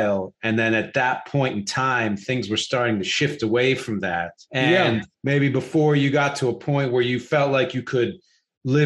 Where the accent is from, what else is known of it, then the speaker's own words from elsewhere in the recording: Philadelphia, Pennsylvania, United States; I'm from Philly